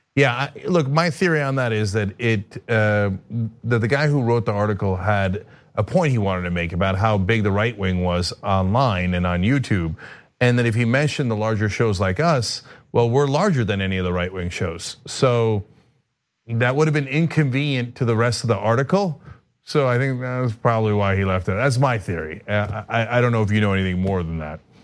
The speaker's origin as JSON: {"language": "English", "country": "Turkey", "moved": "yes", "said": "I'm from Turkey"}